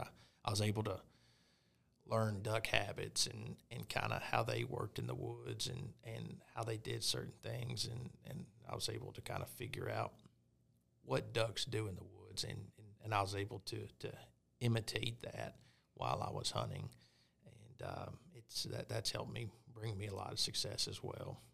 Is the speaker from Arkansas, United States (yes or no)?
yes; Pine Bluff, Arkansas, United States; I was born and raised in Arkansas, uh, in Pine Bluff, actually, kinda South Central.